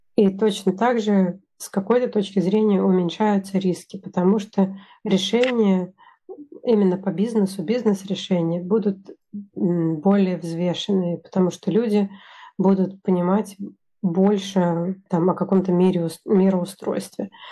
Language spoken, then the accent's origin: Russian; Russia; moved away; also born or lived in Sweden; я из России, я единственный человек из России